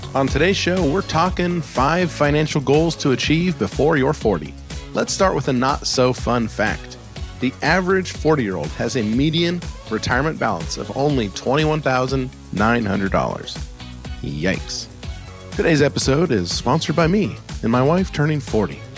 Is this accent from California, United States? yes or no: no; Alaska, United States; I grew up in Alaska in the snow